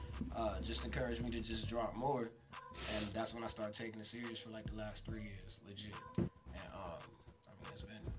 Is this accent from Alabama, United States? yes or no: yes; Birmingham, Alabama, United States; moved away; But yeah, I'm from Birmingham, Alabama. Came out here. I've been out here for like 18 years altogether.